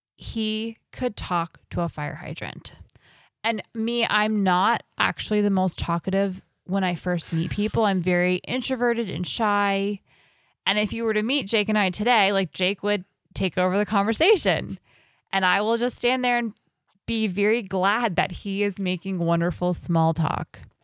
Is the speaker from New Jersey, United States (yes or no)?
yes; New Jersey, United States; So I grew up in New Jersey.